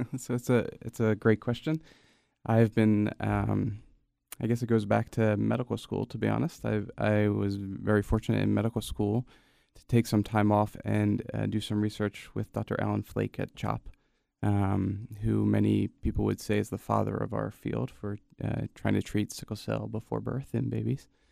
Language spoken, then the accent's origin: English; Gloucester City, New Jersey, United States; also born or lived in Camden, New Jersey; I grew up fifteen, twenty minutes outside of Chap, uh, in a town called Gloucester City